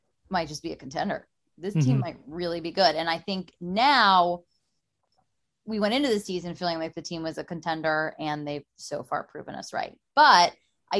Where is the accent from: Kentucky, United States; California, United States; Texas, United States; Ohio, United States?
California, United States; Los Angeles; I'm from Los Angeles. My grandparents bought Dodger season tickets when the Dodgers moved to Los Angeles when the Dodger Stadium was built in 1962. We've had the same tickets forever